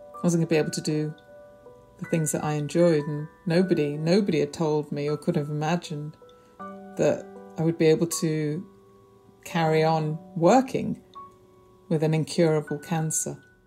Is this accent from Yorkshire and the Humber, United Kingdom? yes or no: no; Prestwich, North West England, United Kingdom; moved away as an adult; now in London, United Kingdom; I grew up in North Manchester in Prestwich, a very warm, loving, tight family